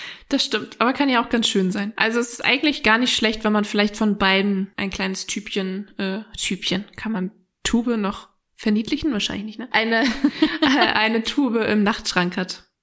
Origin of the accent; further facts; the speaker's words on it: Northern Germany, Germany; wir kommen ja jetzt auch aus dem Norden. Wir sind ja auch ein bisschen abgehärtet hier